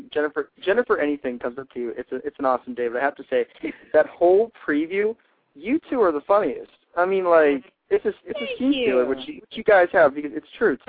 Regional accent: Pittsburgh, Pennsylvania, United States; I'm from Pittsburgh.

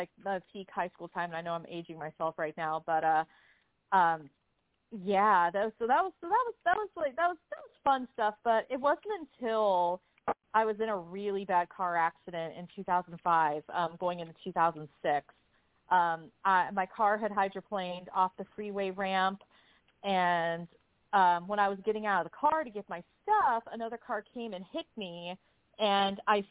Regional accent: San Diego, California, United States; I grew up in San Diego

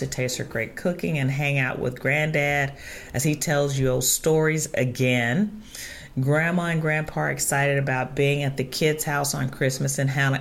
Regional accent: Chicago, Illinois, United States; moved away; I was originally from Chicago

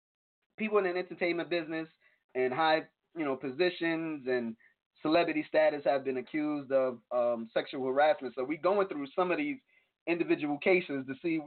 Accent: New York, United States; I'm from New York.

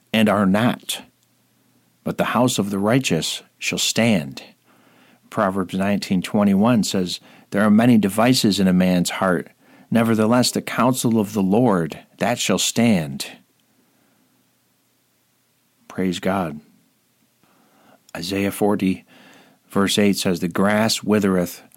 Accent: Rome, New York, United States; right here in my hometown of Rome, New York

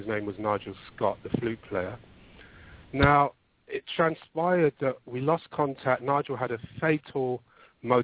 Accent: London, United Kingdom; Born and bred, yep, in London.

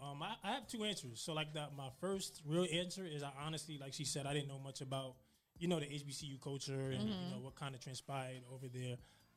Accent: New York City, New York, United States; I am from Brooklyn, New York.

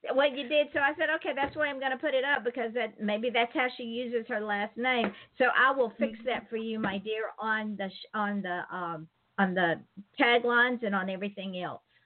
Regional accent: Georgia, United States; now in Florida, United States; I live in Florida, but I'm originally from Georgia

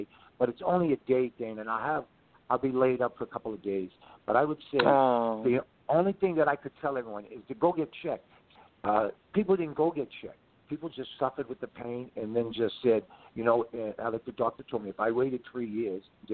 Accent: Boston, Massachusetts, United States; I was from Mission Hill

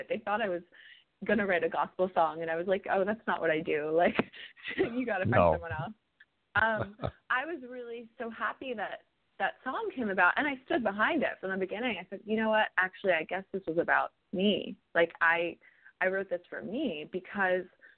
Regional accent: New York City, New York, United States; I'm a New Yorker.

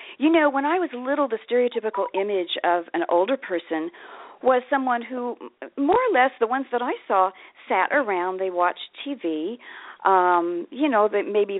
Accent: Kansas, United States; now in Ashland, United States; I grew up in Kansas. I'm in Ashland, Oregon now, but I grew up in Kansas.

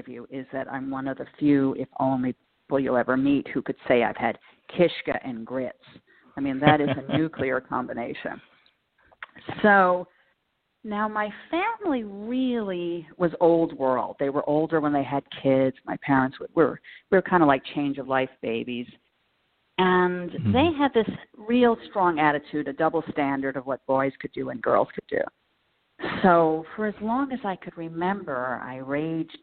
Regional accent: Jersey Shore, New Jersey, United States; also born or lived in Panama City, Florida; now in New York, United States; I grew up on the Jersey Shore

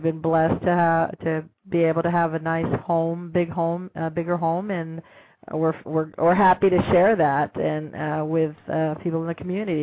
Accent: Austin, Texas, United States; I'll be here in my hometown

